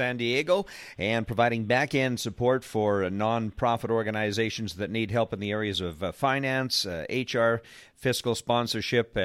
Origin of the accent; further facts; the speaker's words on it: Canada; I'm from Canada.